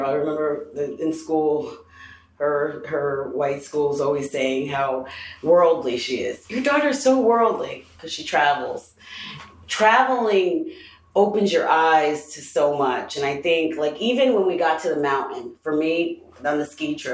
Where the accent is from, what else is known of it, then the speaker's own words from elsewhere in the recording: Greenwich, Connecticut, United States; I'm from Greenwich, Connecticut, and I need a room.